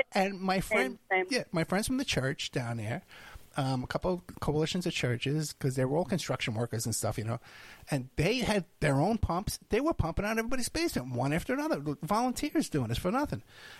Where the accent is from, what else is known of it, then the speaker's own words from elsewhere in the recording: New York City, New York, United States; I'm from Staten Island